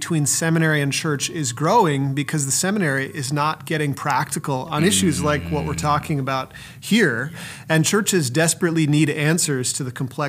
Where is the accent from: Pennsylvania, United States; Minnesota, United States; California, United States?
Minnesota, United States; My background is I'm from Minnesota, but I've been all over the country doing various things.